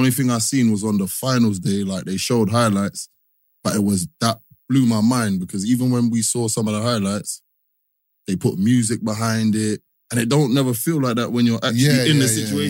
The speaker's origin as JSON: {"language": "English", "region": "London", "country": "United Kingdom", "said": "I'm from London."}